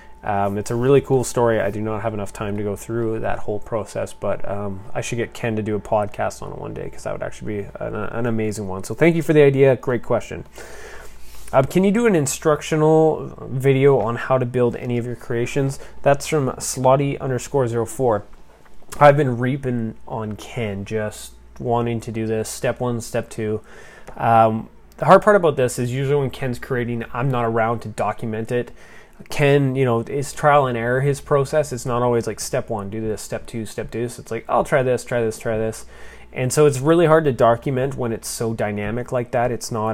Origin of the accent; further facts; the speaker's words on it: Canada; Most of it was through being Canadian